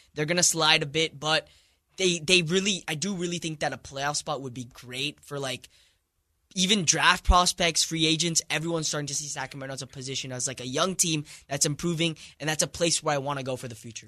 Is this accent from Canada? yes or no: no; India; moved away; I'm from India.